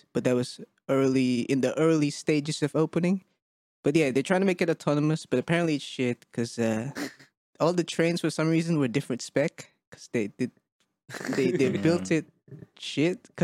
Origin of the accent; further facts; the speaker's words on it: Bandung, West Java, Indonesia; moved away; my hometown of Bandung, B town